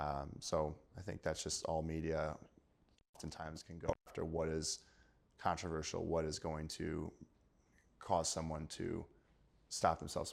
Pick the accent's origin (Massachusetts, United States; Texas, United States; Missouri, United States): Missouri, United States; Might have lived there my entire life. {S3} Okay. {S2} I'm going to have to support my home state, Missouri.